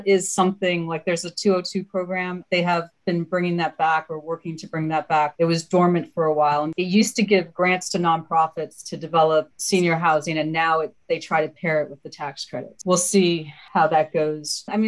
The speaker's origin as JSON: {"language": "English", "region": "Maryland", "country": "United States", "tie": "born or raised there", "also_born_or_lived": "Zambia / Dominica", "said": "So I was actually born in Zambia and then moved to Dominica. And then about 7.5, 8 years old, moved to the States, to Maryland."}